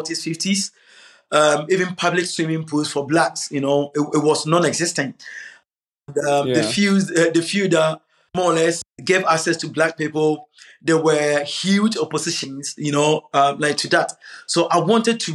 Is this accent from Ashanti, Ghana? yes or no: yes; Kumasi, Ashanti, Ghana; now in London, United Kingdom; I grew up in Ghana, Kumasi